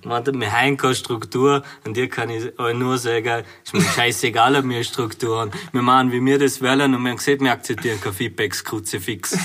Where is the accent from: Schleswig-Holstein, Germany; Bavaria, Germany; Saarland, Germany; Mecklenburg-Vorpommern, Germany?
Bavaria, Germany; also born or lived in Vorarlberg; now in Austria; aus meiner Heimat, Bayern.